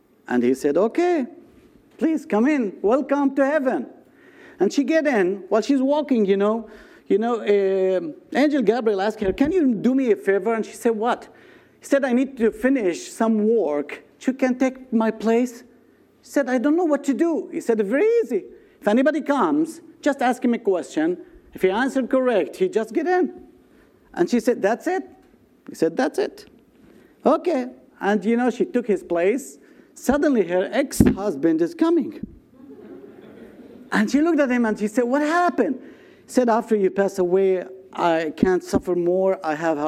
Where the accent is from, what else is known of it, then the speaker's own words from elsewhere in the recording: Nazareth, Northern District, Israel; I was born in Nazareth. All my life I spent in this wonderful city